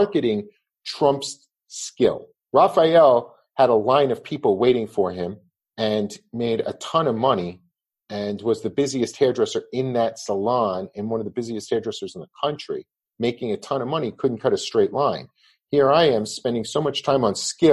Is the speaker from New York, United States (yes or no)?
yes; Levittown, New York, United States; I grew up in Levittown